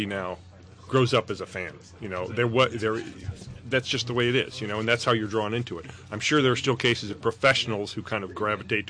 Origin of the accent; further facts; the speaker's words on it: Evanston, Illinois, United States; also born or lived in Chicago; I grew up in Evanston. I was born in Chicago, moved to Evanston